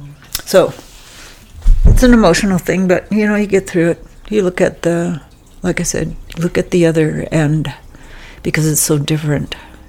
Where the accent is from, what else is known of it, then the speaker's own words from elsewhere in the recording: Toronto, Ontario, Canada; moved away; also born or lived in Bulkley Valley, Canada; growing up in Toronto, we had a farm in the Niagara Peninsula.